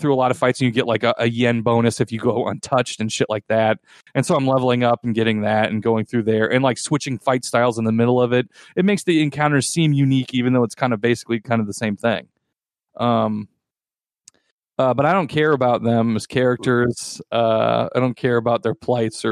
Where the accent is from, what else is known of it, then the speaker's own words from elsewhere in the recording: United States; I am an American white man